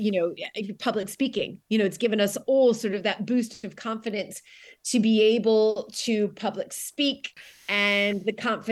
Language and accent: English; United States; moved away as an adult; now in United Kingdom; as an American, I have a little bit, I think, more insightful view on what it was like as an American marrying into